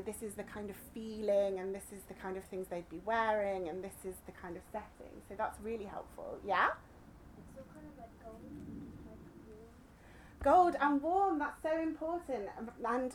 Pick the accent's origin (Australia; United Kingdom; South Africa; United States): United Kingdom; Cornwall, South West England; I grew up in Cornwall